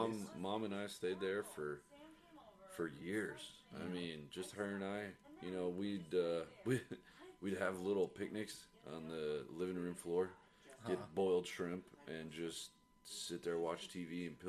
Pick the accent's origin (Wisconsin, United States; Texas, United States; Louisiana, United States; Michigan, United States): Texas, United States; Cedar Park; also born or lived in Beaumont, Texas / San Antonio, Texas / El Paso, Texas / Austin, Texas; So technically Cedar Park is the area that I've been in for like 34 years, 33 years.